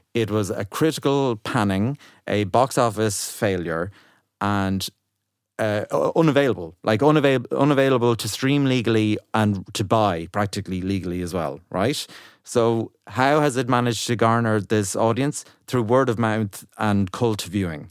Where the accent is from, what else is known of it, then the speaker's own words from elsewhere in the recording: Ireland; as an Irish person